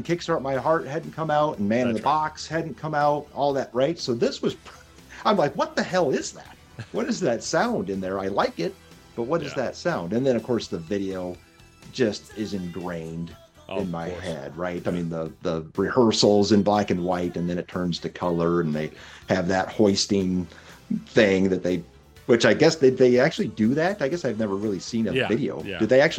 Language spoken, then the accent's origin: English; Ontario, Canada; the born and raised in South Detroit, also known as Canada. Or the Detroit River, because there's no South Detroit.